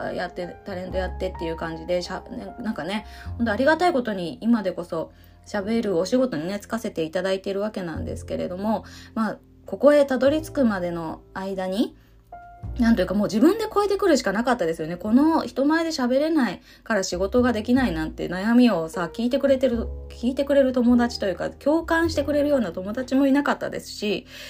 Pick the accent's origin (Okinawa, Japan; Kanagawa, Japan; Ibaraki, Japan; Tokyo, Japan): Tokyo, Japan; Ōshima; 私の出身である伊豆諸島の私の出身はあの大島ですけど